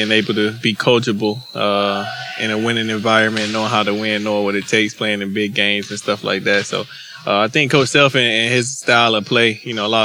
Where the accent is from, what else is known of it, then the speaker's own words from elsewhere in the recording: North Carolina, United States; moved away; I'm from North Carolina.